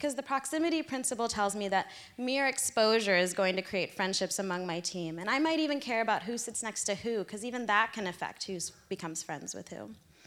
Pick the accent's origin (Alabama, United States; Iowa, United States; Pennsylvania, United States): Pennsylvania, United States; Philadelphia; moved away as an adult; now in Seattle, United States; I made my 3,000 mile from my hometown in Philadelphia to here in Seattle